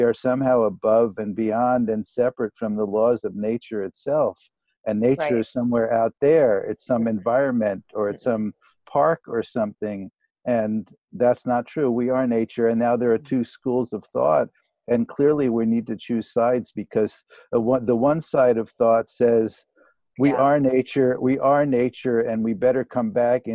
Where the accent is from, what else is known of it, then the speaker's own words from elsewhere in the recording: New York City, New York, United States; now in Maui, United States; I grew up in New York City.